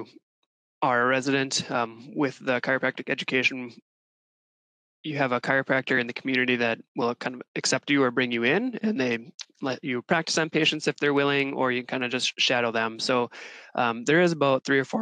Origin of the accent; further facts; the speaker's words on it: Mankato, Minnesota, United States; I grew up in Mankato, Minnesota